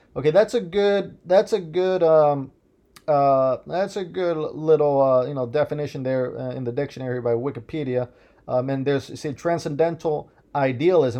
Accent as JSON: {"language": "English", "region": "Midwest", "country": "United States", "tie": "born or raised there", "said": "I was born in the Midwest"}